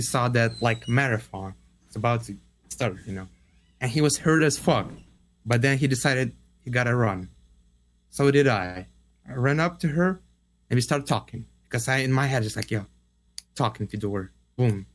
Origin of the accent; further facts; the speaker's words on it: Russia; moved away; I was like, Russia